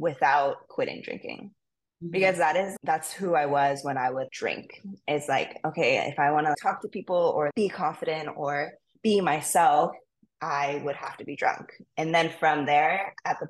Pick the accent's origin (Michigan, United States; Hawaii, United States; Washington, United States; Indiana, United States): Hawaii, United States; Maui; I'm from Maui and I grew up here